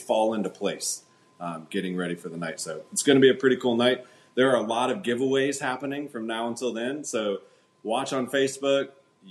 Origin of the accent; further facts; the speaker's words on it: Melbourne, Florida, United States; here in my hometown, Melbourne, Florida.